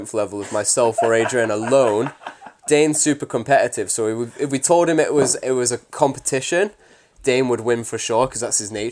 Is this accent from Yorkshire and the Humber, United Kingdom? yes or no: no; Warrington, North West England, United Kingdom; I'm from Warrington